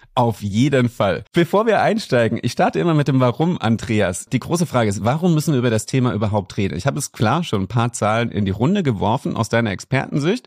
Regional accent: Germany; hier bei uns in Deutschland

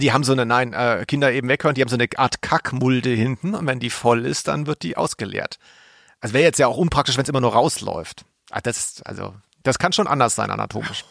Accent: Swabia, Germany; ich als Schwabe

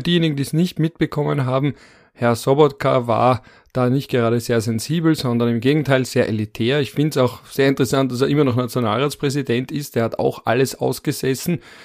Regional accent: Vienna, Austria; als Wiener Bazi

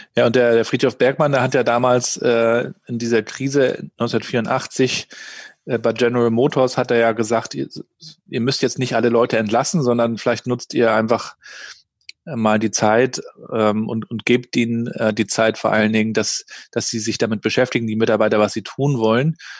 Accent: Rostock, Mecklenburg-Vorpommern, Germany; Ich bin ja in Rostock aufgewachsen, in der damaligen DDR noch, in den 80er Jahren

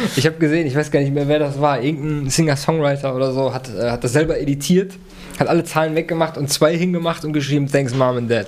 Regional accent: Germany; als Deutscher

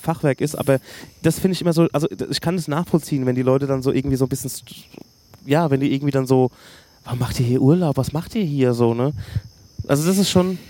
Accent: Hösbach, Bavaria, Germany; ich komme aus Hösbach

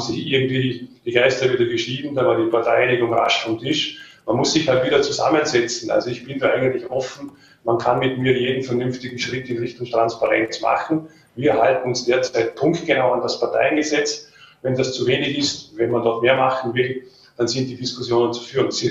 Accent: Vorarlberg, Austria; Ich habe gesagt, äh, ich bin Vorarlberger ich möchte für dieses Land arbeiten, vor allem weil es das schönste Bundesland, hat eine, einen besonderen Menschenschlag und ich weiß, wo mein Platz ist, nämlich hier in Lande.

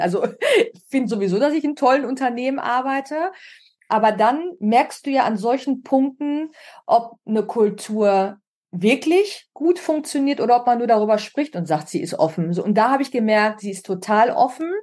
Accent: Münster, North Rhine-Westphalia, Germany; moved away as an adult; also born or lived in Munich / Oldenburg / Milan / Perugia; now in Berlin, Germany; Ich bin in Münster geboren und auch groß geworden

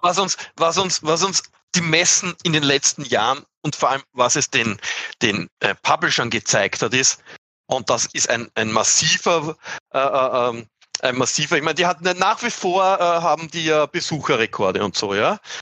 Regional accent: Austria; accent: Austrian; mein Dialekt zu österreichisch

